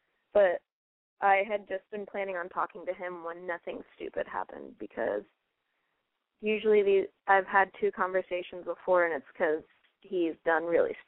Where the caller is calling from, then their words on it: Cincinnati, Ohio, United States; …, 23, from Cincinnati.